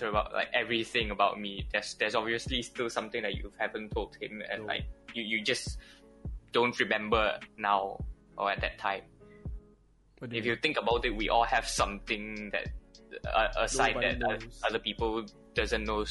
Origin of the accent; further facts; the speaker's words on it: Malaysia; I'm Malaysian Chinese